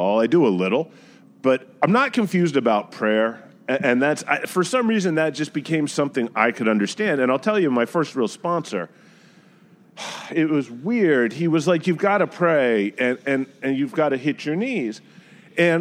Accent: South Carolina, United States; also born or lived in New Jersey; now in New York, United States; being mostly from South Carolina, even though my family is northern in roots, and I was born in Jersey

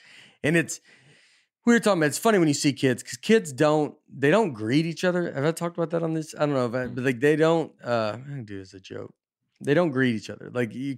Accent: Minnesota, United States; I grew up in Minnesota, and the Winter Olympics were way more important to us than the Summer Olympics.

